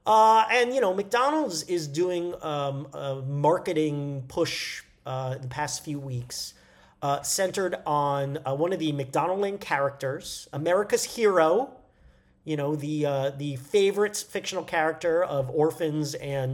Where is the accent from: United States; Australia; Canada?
Canada; Happy Canada Day to my fellow Canadians. I am technically Canadian. I have an expired Canadian passport.